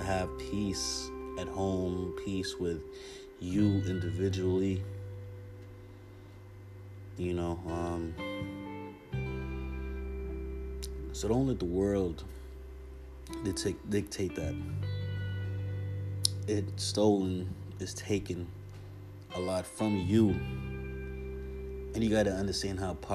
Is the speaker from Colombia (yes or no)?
no; Jamaica; now in United States; I'm Jamaican. I grew up seeing this culture.